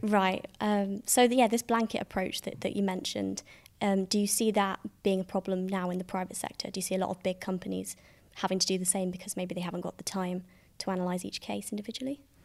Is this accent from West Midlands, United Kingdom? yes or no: yes; Staffordshire, West Midlands, United Kingdom; I come from Staffordshire